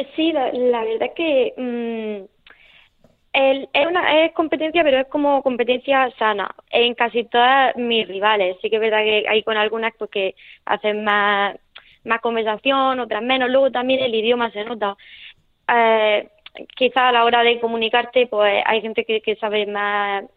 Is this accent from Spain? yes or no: yes; Nonduermas, Region of Murcia, Spain; accent: Murcian; also born or lived in El Palmar; estoy de, de Nonduerma, de un pueblecito